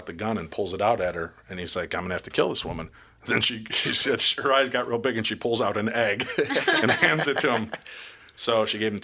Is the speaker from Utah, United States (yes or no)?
no; Roselle, Illinois, United States; growing up in Roselle, Illinois